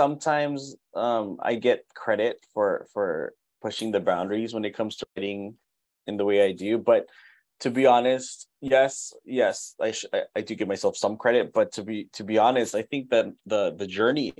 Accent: Pomona area, Southern California, United States; I had a tenured job offer at the school I'm at, Cal Poly Pomona

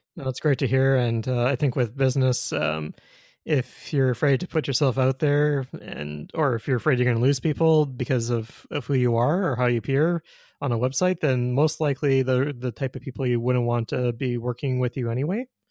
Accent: Winnipeg, Manitoba, Canada; also born or lived in Ontario; now in Saskatoon, Canada; I'm from Winnipeg originally, but lived in Ontario for twelve years

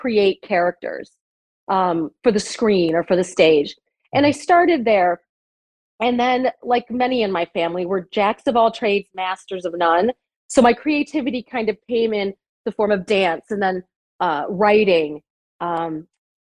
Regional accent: Rochester, New York, United States; I'm from Rochester, New York, born and raised, actually.

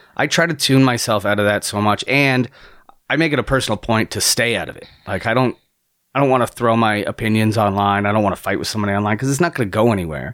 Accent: Niagara, Ontario, Canada; moved away as an adult; also born or lived in London, Ontario; now in Toronto, Canada; I come from Niagara, it's a small town, and I was terrified of Toronto

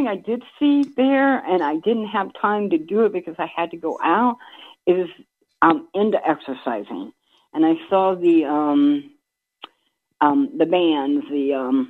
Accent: Belpre, Ohio, United States; I'm from Belpre, Ohio, and I'm a newbie.

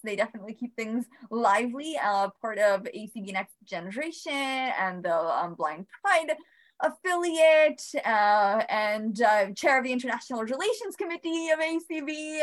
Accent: Bosnia & Herzegovina; now in Albany, United States; I am originally from Bosnia. Came with my brother

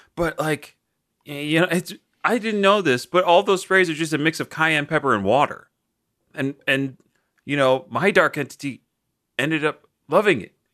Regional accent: London, United Kingdom; I'm from South London.

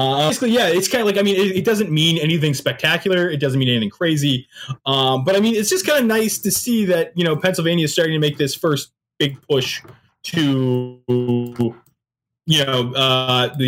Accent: Canada; I am Canadian

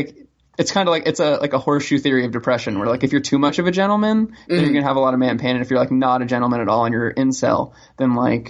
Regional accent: Ocala, Florida, United States; an image of Ocala, Florida, my hometown.

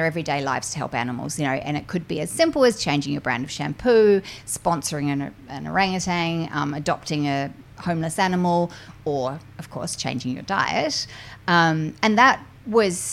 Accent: New Zealand; I'm from New Zealand

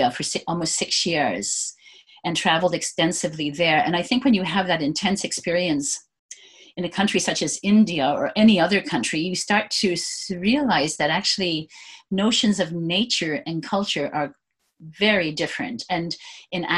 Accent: Prince Edward Island, Canada; moved away; also born or lived in Vanuatu; I grew up in Prince Edward Island. My father had a small farm, and I grew up on the North Shore

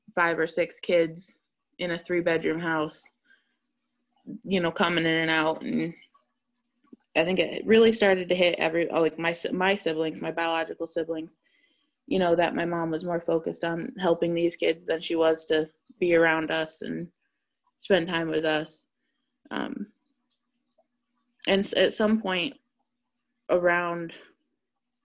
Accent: Massachusetts, United States; I was raised in Massachusetts

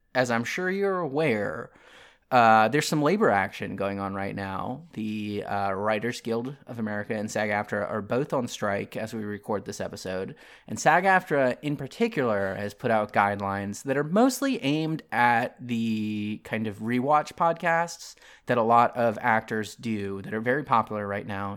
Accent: Maryland, United States; now in American South, United States; I grew up in Maryland

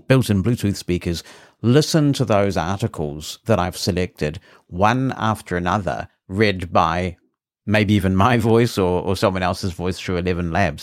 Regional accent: New Zealand; accent: New Zealand; my New Zealand accent

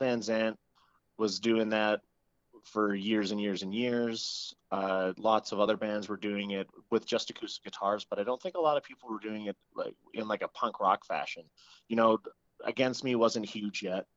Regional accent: Fort McMurray, Alberta, Canada; moved away; also born or lived in Edmonton; I'm originally from Fort McMurray, Alberta.

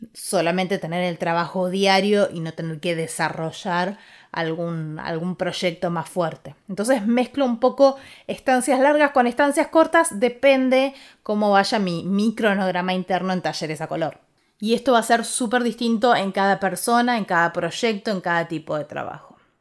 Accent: Ushuaia, Tierra del Fuego, Argentina; now in Buenos Aires, Argentina; me fui a Ushuaia, que es de donde soy yo

